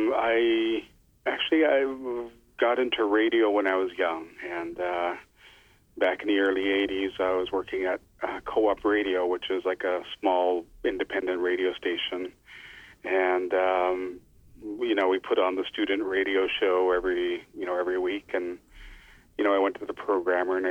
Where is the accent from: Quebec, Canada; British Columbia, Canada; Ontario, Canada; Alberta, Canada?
British Columbia, Canada; Lil'wat Nation and St'at'imc Nation; I come from the Lilawat Nation and the Statliam Nation here in BC